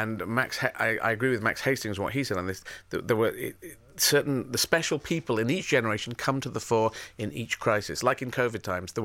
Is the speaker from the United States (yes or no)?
no; Yemen; moved away; I was born in Yemen.